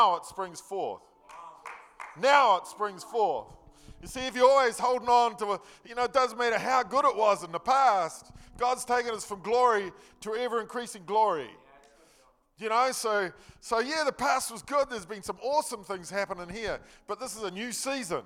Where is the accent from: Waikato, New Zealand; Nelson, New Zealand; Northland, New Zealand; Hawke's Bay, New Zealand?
Nelson, New Zealand; I was born in Nelson. I lived in Mudguard Street. Yeah, I lived in Mudguard Street. I was brought up Mudguard Street. I went to Victory School. I went to Nelson Intermediate.